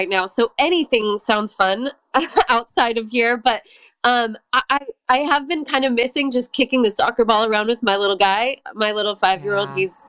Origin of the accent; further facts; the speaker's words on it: Colorado, United States; I'm from Colorado, and I love to be outside